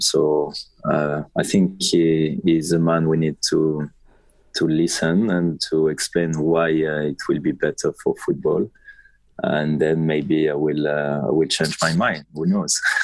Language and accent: English; France; moved away as an adult; I'm proud to be uh, to be French